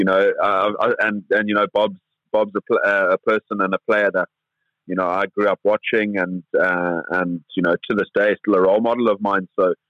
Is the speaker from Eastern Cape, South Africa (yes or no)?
no; KwaZulu-Natal, South Africa; also born or lived in Zimbabwe; with my family losing all our farms, et cetera, et cetera. We moved across to South Africa, to KwaZulu-Natal, where I attended Clifton Prep School in the Midlands.